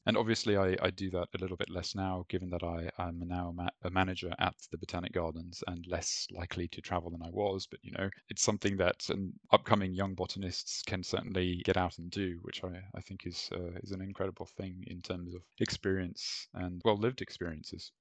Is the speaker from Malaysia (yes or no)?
yes; Malaysia; moved away; also born or lived in Europe; growing up in Malaysia